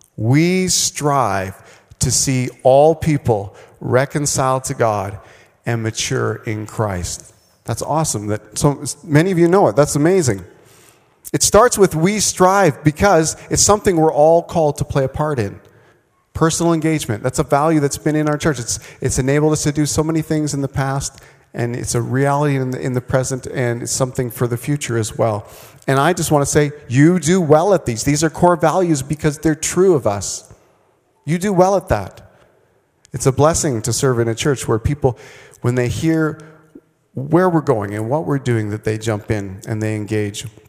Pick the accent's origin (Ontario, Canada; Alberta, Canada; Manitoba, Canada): Manitoba, Canada; also born or lived in Vancouver, British Columbia; now in Saskatchewan, Canada; I grew up in Manitoba.